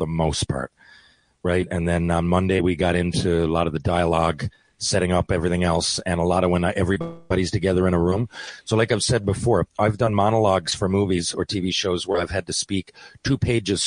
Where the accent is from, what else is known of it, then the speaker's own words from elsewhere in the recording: Canada; we're all Canadian